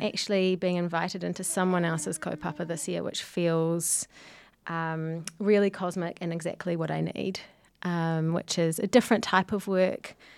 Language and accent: English; Whanganui, Manawatū-Whanganui, New Zealand; also born or lived in Manchester, United Kingdom; now in Auckland, New Zealand; I come from Wanganui